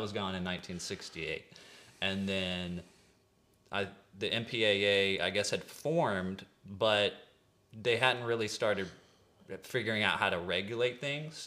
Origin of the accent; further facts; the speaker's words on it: East Texas, United States; from East Texas